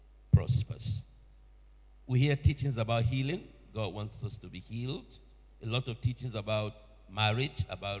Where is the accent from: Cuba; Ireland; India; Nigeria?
Nigeria; moved away as an adult; now in Sheffield, United Kingdom; I'm originally from Nigeria